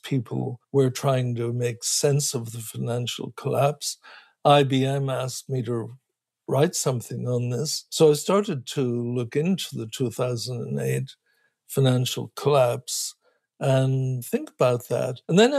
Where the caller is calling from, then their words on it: California, United States; You can have an earthquake, and where I'm talking from California, that can have a bad enough circumstances, maybe several thousand people get killed.